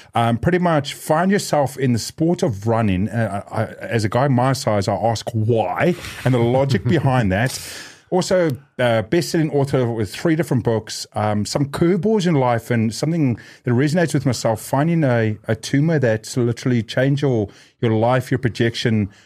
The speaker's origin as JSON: {"language": "English", "country": "New Zealand", "tie": "born or raised there", "said": "Growing up in New Zealand like myself"}